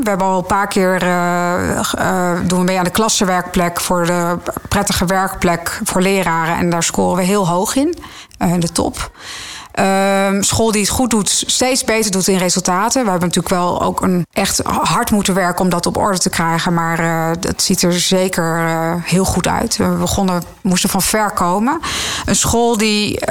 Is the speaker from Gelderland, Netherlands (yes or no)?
yes; Zutphen, Gelderland, Netherlands; moved away as an adult; also born or lived in Nijmegen / Amersfoort; ik ben in Zutphen opgegroeid